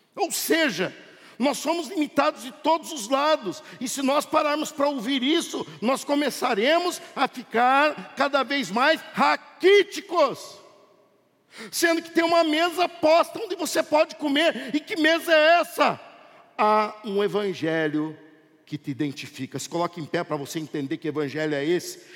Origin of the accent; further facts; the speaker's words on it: Brazil; nós, como brasileiros